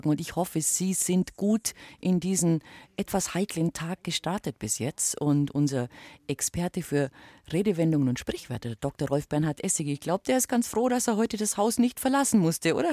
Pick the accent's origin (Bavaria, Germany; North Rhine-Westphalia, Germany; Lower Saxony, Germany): Bavaria, Germany; Ja, bei uns im Allgäu gibt es natürlich da die Funkenhexe